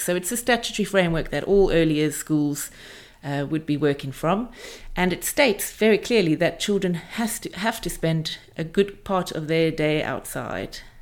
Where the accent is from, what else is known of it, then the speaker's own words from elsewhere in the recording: South Africa; moved away as an adult; also born or lived in Aspen, Colorado; now in England; I grew up in South Africa